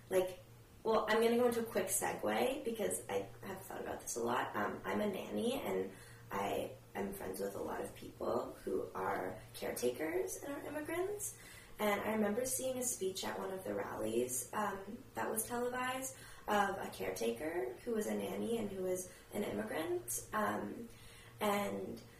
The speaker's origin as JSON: {"language": "English", "country": "United States", "said": "of course I'm American. Like my family, uh, you know, I'm like my family has been here for generations."}